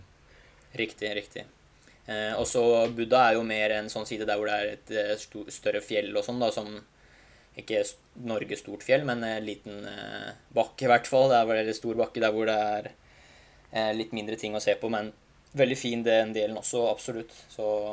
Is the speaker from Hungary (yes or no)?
yes; Hungary; now in Norway; mitt hjemland som står for det arrangementet her. vet du, Ungarn og Budapest